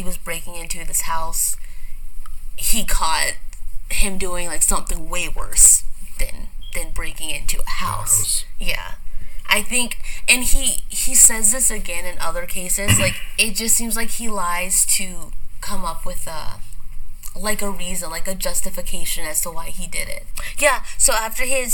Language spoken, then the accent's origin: English; Arkansas, United States; I'm from Arkansas